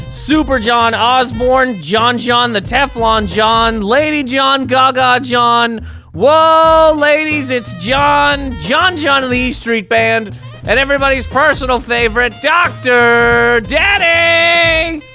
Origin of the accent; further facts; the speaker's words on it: Canada; I'm a Canadian human being